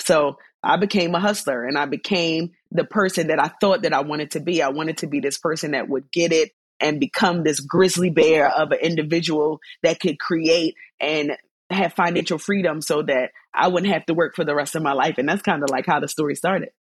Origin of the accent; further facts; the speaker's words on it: Baltimore, Maryland, United States; Baltimore, my hometown